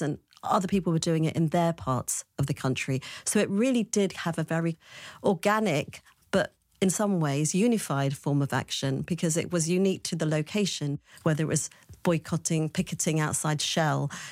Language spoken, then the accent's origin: English; London, United Kingdom; I was born in West London